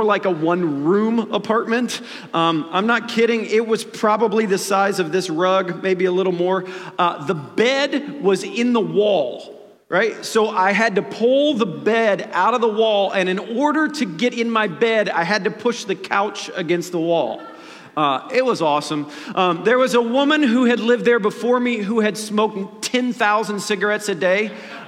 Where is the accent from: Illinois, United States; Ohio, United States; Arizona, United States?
Ohio, United States; Dayton; born there; I was born in Dayton, Ohio.